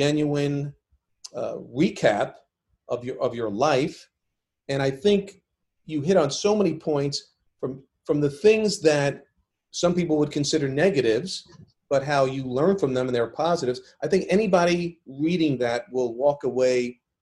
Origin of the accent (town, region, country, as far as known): New York, United States; born or raised there